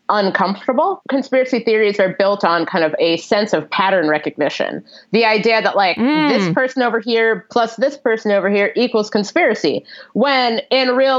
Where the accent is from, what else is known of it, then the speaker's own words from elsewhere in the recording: Cincinnati, Ohio, United States; it's not far from Cincinnati, which is where I'm from